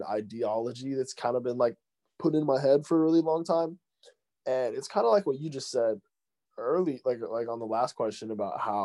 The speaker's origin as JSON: {"language": "English", "town": "Flagstaff", "region": "Arizona", "country": "United States", "tie": "born or raised there", "moved": "as an adult", "lives_now": "California, United States", "said": "I am born and raised in Flagstaff, Arizona, and I recently relocated to California."}